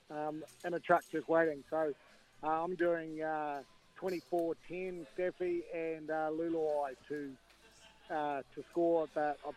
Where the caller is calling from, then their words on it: Mosgiel, Otago, New Zealand; Down in Mosgiel, Stabby.